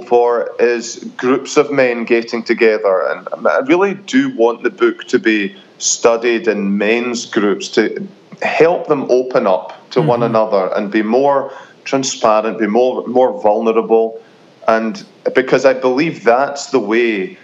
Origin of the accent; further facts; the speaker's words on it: Scotland, United Kingdom; moved away as an adult; now in United States; It doesn't come easy to a Scot, but now that I'm American